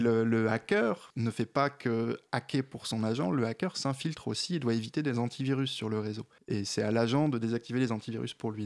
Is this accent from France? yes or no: yes; the North, France; je suis du Nord